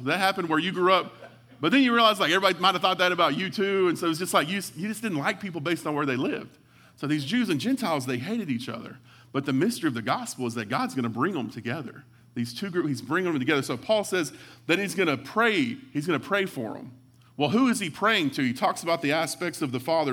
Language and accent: English; Hawley, Texas, United States; moved away as an adult; also born or lived in Brownwood, Texas / Alice, Texas / Midland, Texas / Panola County, Texas; now in Odessa, United States; I'm originally from Hawley, outside of Abilene